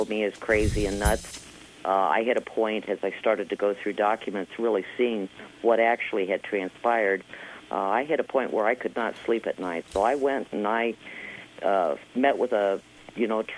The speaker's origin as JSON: {"language": "English", "region": "Midwest", "country": "United States", "tie": "born or raised there", "lives_now": "Indianapolis, United States", "said": "I grew up in the Midwest"}